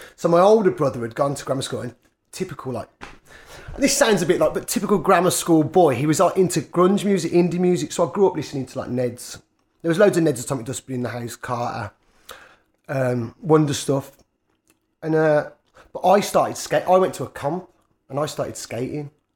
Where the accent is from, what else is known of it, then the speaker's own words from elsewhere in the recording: Birmingham, West Midlands, United Kingdom; I spent most of my time growing up Quinton and Harborne